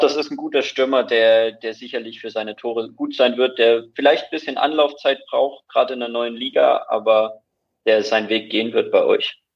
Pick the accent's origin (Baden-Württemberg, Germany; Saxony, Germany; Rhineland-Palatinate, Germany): Saxony, Germany; Dresden; moved away as an adult; now in Bayreuth, Germany; ich bin ursprünglich aus Dresden und studiere jetzt in, in Bayreuth